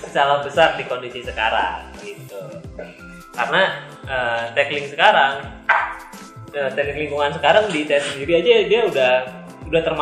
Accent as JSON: {"language": "Indonesian", "town": "Bogor", "region": "West Java", "country": "Indonesia", "said": "iya gue orang Bogor"}